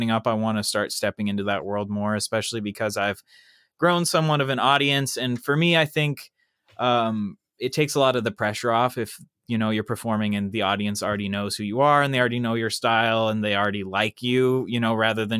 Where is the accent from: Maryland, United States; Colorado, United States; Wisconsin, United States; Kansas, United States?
Kansas, United States; Kansas City; moved away as an adult; now in Los Angeles, United States; I'm from Kansas originally